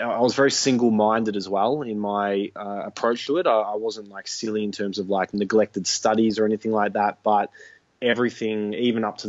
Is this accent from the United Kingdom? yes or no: no; Melbourne, Victoria, Australia; moved away as an adult; now in Byron Bay, Australia; I'm originally from Melbourne, which is obviously right down in the southeasterly point of Australia. And I've lived there for 30 years